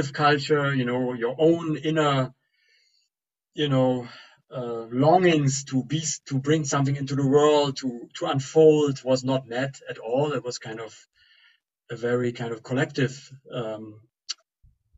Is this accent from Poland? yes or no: no; East Germany, Germany; I grew up in East Germany